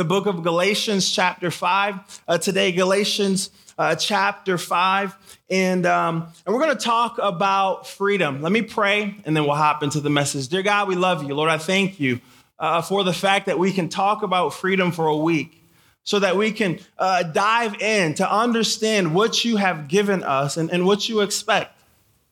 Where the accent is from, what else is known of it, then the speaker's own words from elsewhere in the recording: Michigan, United States; also born or lived in Haiti; I was born in Haiti. I grew up in Michigan